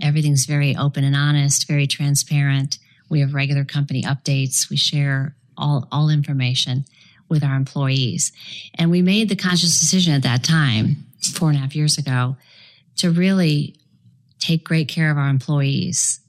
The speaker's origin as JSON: {"language": "English", "town": "Chicago", "region": "Illinois", "country": "United States", "tie": "born or raised there", "also_born_or_lived": "Florida", "moved": "as an adult", "said": "ultimately moved out of the freezing Chicago, my hometown, and came down to Florida"}